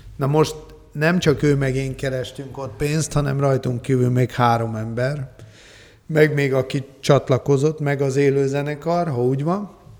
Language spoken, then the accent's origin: Hungarian; Budapest, Hungary; mi akkor voltunk fiatalok, és abban a közegben mozogtunk, ami hát na, akkor nagyon kemény gangster világ volt Budapesten